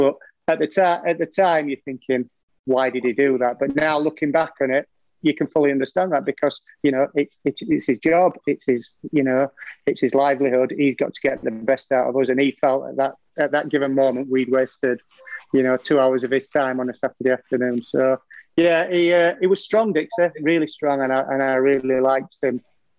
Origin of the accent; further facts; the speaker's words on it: England, United Kingdom; Obviously, I was classed as an Englishman, a foreigner, wasn't I? As a foreign player.